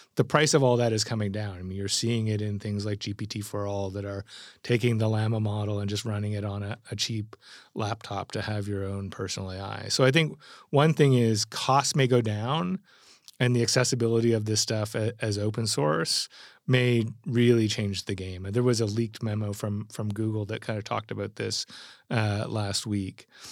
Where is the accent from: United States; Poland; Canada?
Canada; as a Canadian who sits between Europe and, and America